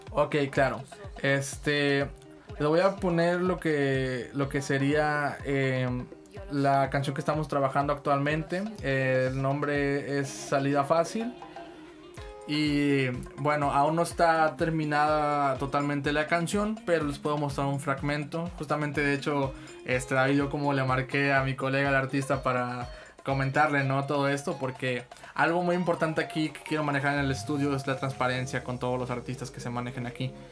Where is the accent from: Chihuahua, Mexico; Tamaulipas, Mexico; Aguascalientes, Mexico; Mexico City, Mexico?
Tamaulipas, Mexico; Tampico; yo soy de aquí, de Tampico, Tamaulipas